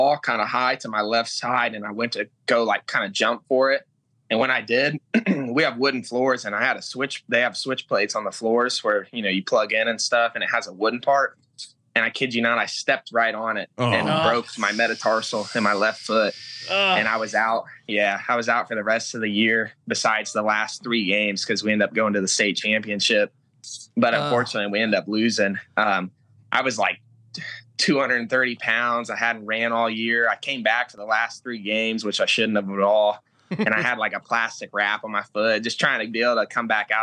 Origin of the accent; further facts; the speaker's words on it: Muncie, Indiana, United States; moved away as an adult; now in Los Angeles, United States; I'm actually from Indiana